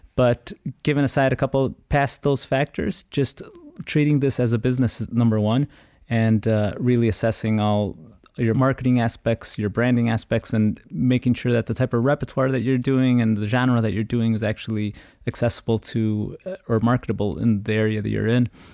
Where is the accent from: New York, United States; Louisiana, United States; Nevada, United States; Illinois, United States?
Illinois, United States; Chicago; I was born and raised in Chicago, come from an Ecuadorian family